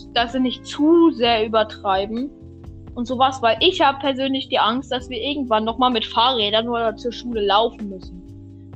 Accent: Germany; Wir sind Deutsche. Deutsche Kartoffeln

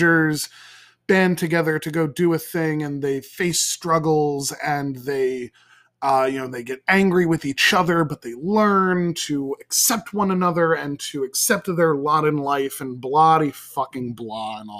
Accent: Somers, New York, United States; My hometown is Somers, New York

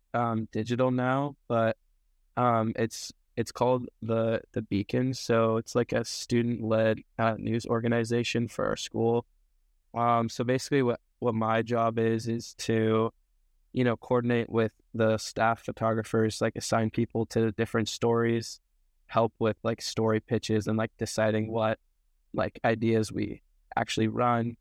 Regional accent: Snoqualmie, Washington, United States; moved away as an adult; now in Portland, United States; I'm from Snoqualmie, Washington, so, like, Snoqualmie Falls area.

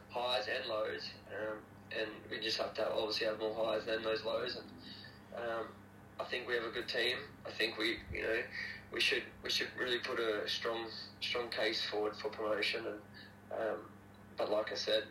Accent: Toowoomba, Queensland, Australia; I'm actually from Toowoomba

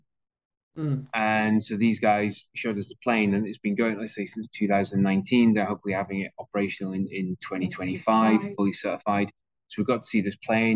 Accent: Aberdeen, Scotland, United Kingdom; we're both from Aberdeen in Scotland

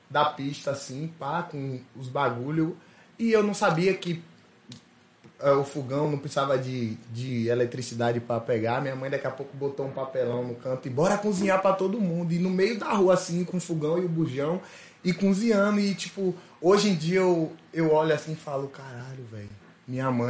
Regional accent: Aracaju, Sergipe, Brazil; Então eu fui criado em Aracaju com minha mãe saindo na capa do jornal do MST

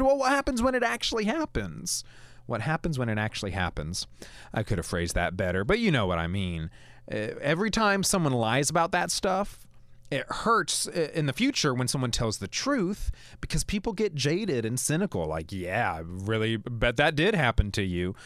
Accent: United States; also born or lived in Cullman, Alabama; now in Alabama, United States; I come from Maryland, D C, Virginia area

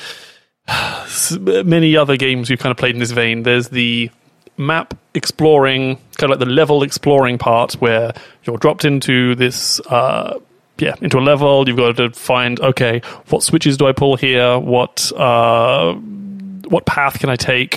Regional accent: Brighton, South East England, United Kingdom; my hometown of Brighton, UK.

